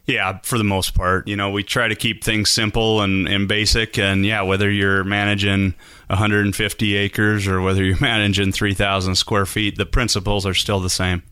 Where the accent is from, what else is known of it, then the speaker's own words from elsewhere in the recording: South Dakota, United States; moved away as an adult; also born or lived in Southern California; now in Idaho, United States; I grew up in South Dakota